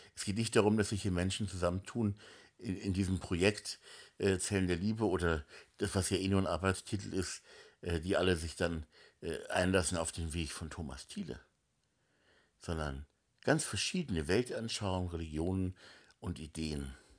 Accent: Hamburg, Germany; moved away as an adult; now in Spiegelau, Germany; ich bin halt in Hamburg aufgewachsen, die ersten 20 Jahre meines Lebens, allerdings in Hamburg-Meindorf, also am Stadtrand von Hamburg.

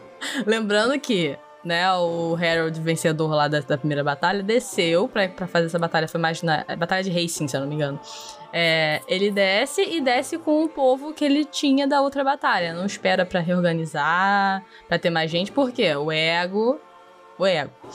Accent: Brazil; para nós brasileiros

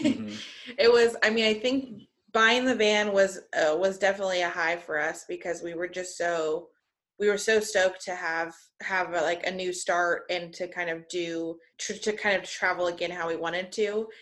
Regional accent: Kansas, United States; we're from Kansas

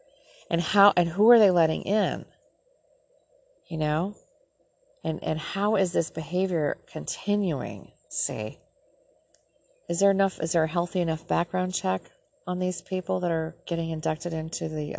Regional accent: Minnesota, United States; This is my home state, Minnesota.

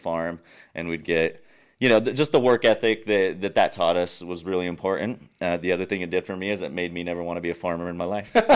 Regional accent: Nuevo Casas Grandes, Chihuahua, Mexico; first language English; moved away as an adult; also born or lived in United States; I was born and raised in Mexico.

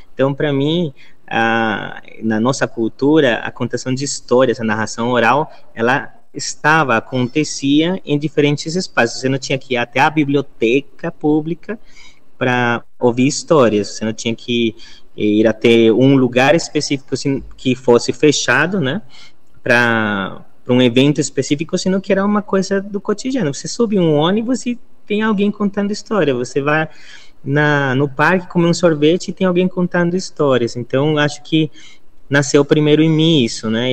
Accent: Bogotá, Colombia; first language Spanish; Portuguese is a second language; moved away as an adult; now in Brazil; Eu sou colombiano. Eu nasci na cidade de Bogotá. E eu moro já há 13 anos aqui no Brasil

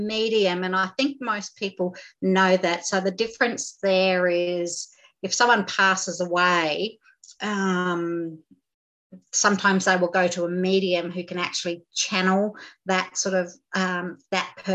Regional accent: Groote Eylandt, Northern Territory, Australia; I grew up on Groote Eylandt, which is in the Gulf of Carpentaria here in the Northern Territory

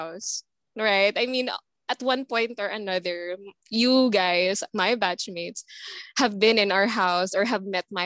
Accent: Dauin, Negros Oriental, Philippines; I'm the only one from the trio now who actually came from Dumaguete. Like, I'm from Negros. I'm from Dawin. So that's a 30-minute ride from the school.

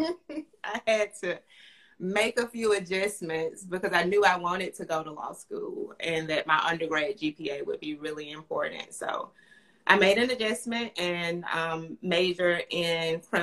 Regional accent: Fairfield, Alabama, United States; I'm from Fairfield, Alabama, which is right outside of Birmingham.

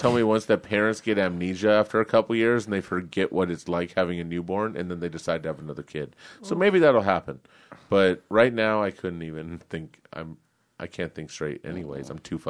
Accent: Corona, California, United States; I'm not. I'm from South Corona.

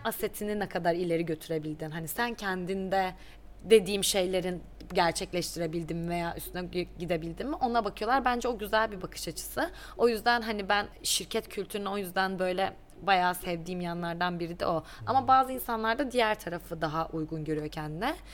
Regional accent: Black Sea Region, Turkey; moved away as an adult; also born or lived in Istanbul, Turkey; now in Dublin, Ireland; Ben aslında çok küçük bir yerde doğdum. Ee, Karadeniz'de elde ettim. Hatta, e, lise hayatımın sonuna kadar da oradaydım.

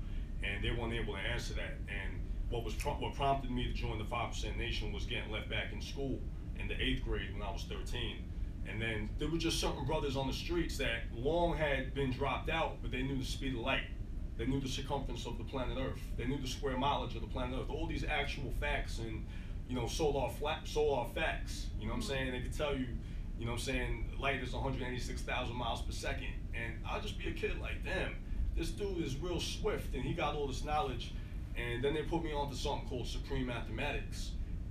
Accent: New York, United States; I grew up in New York with more of my Jamaican family

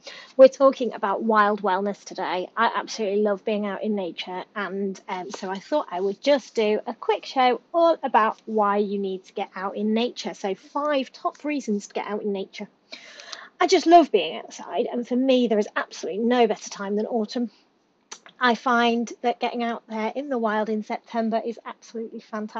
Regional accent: United Kingdom; we are British

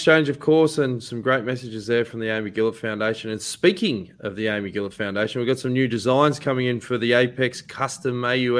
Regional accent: Australia; Being an Aussie and being a former Green Edge boy, we want to see you do well, mate.

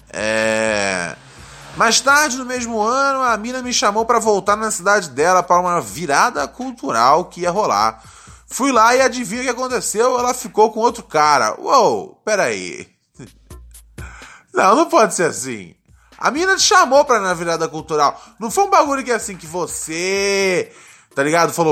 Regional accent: Minas Gerais, Brazil; Somos de Minas Gerais.

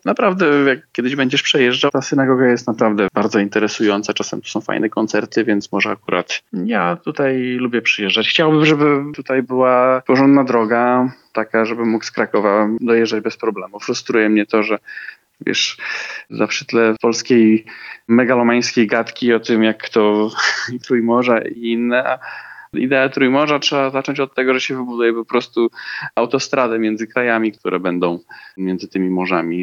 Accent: Slovakia; Polish is a second language; u nas, na Słowacji

